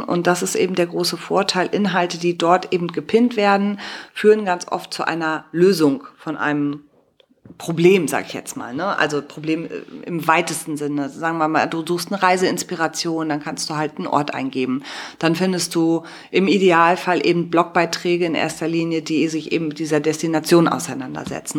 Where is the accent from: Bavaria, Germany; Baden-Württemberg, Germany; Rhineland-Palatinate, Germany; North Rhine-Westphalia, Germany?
North Rhine-Westphalia, Germany; Cologne; ich bin Kölnerin